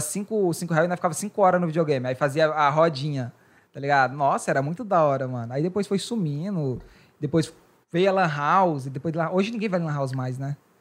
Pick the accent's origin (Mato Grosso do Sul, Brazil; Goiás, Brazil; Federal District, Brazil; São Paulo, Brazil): Goiás, Brazil; moved away; Goiás, né, que de onde eu sou